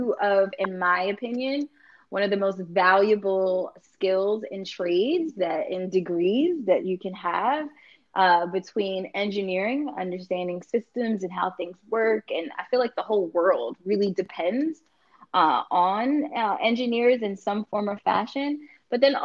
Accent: New York, United States; I'm from New York.

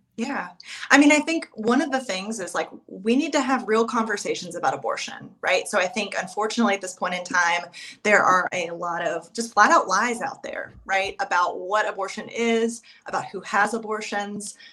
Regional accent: East Tennessee, United States; I am from East Tennessee. I have lived here all of my life

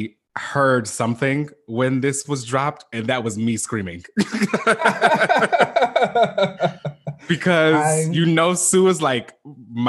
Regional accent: Chicago, Illinois, United States; moved away; I am originally from Chicago

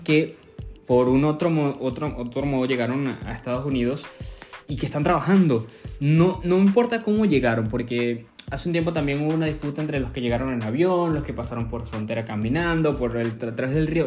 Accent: Venezuela; los venezolanos buscamos

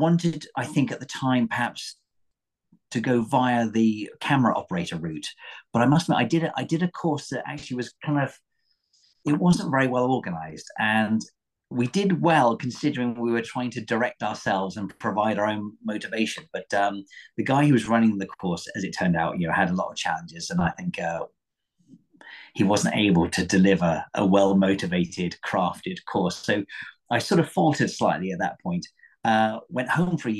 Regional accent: Torquay, South West England, United Kingdom; I grew up in Torbay by the sea

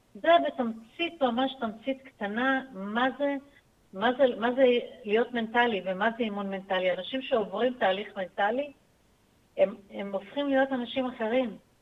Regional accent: Acre, Northern District, Israel; moved away as an adult; נולדתי בעכו. אה. שם גדלתי עד גיל צבא.

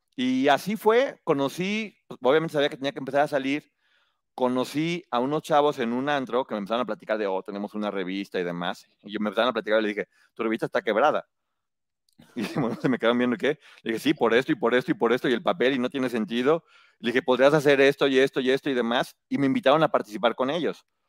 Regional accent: Guadalajara, Jalisco, Mexico; moved away; estudié la especialidad en mercadotecnia y publicidad en Guadalajara, de donde vengo

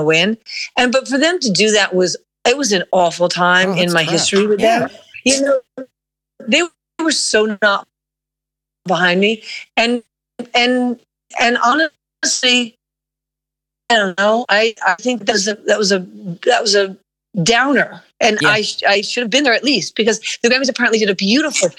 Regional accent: New York City, New York, United States; I was born and raised in Manhattan

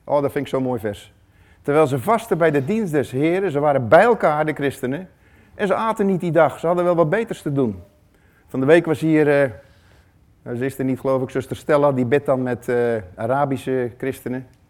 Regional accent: Netherlands; hoe wij als Nederlanders zijn

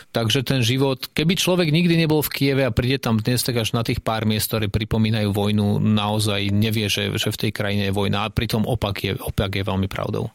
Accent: Slovakia; sme zo Slovenska

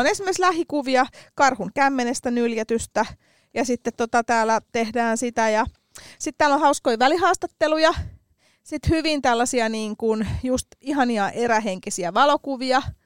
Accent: Helsinki, Uusimaa, Finland; mä oon Töölöstä kotoisin

